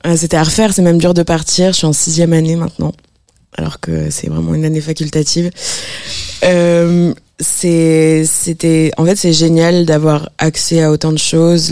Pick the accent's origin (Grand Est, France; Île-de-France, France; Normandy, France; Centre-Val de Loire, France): Grand Est, France; Strasbourg; je viens de Strasbourg.